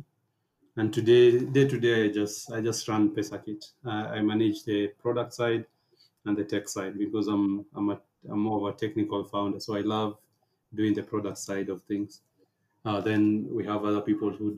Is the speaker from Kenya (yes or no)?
yes; Nairobi, Kenya; I was born and raised here in Nairobi